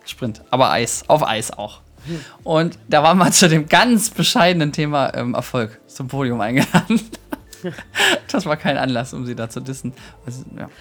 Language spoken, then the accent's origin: German; Thuringia, Germany; ich komme jetzt auch aus Thüringen